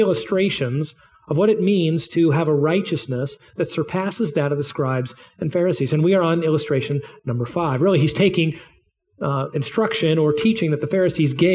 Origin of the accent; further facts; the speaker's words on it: United States; as an American